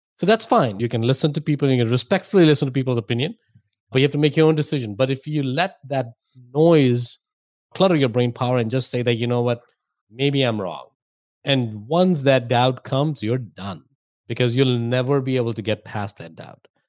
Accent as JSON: {"language": "English", "country": "India", "tie": "born or raised there", "moved": "as an adult", "lives_now": "United States", "said": "I grew up in India, if my accent and my name didn't give away."}